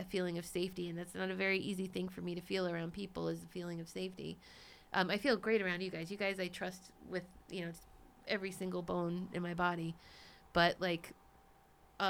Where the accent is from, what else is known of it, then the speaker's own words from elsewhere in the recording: Cambridge, Massachusetts, United States; moved away; I was born in Cambridge, Massachusetts. I lived in the East Coast.